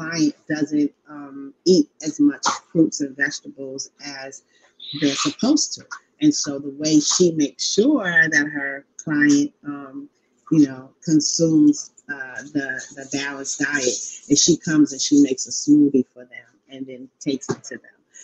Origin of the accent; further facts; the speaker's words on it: New York City, New York, United States; also born or lived in Queens; I am a longtime Queens resident. I was born in Harlem